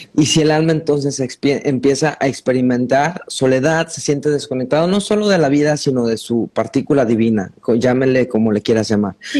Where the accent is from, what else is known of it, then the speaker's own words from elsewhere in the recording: Mexico; como mexicano